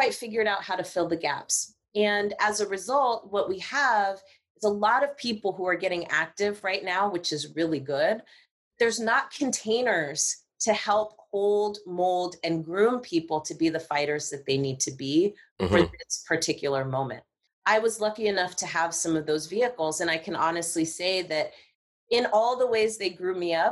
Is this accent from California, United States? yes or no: yes; Marin County, California, United States; I'm from Marin County